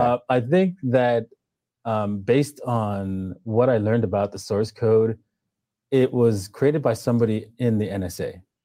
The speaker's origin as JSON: {"language": "English", "country": "Canada", "also_born_or_lived": "Trinidad", "said": "I'm Canadian"}